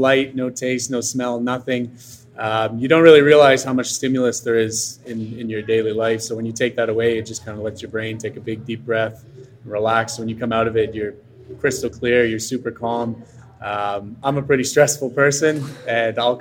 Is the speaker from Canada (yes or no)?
yes; Montreal, Quebec, Canada; moved away as an adult; also born or lived in England; now in Atlanta, United States; Montreal, my hometown